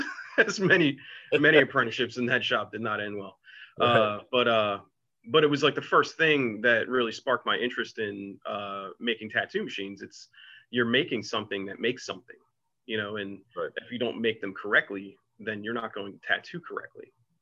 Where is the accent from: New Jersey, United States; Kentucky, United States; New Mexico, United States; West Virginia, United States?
New Jersey, United States; Atlantic City; I'm from Atlantic City, New Jersey. I grew up on Georgia Avenue, in a section of the city called Ducktown.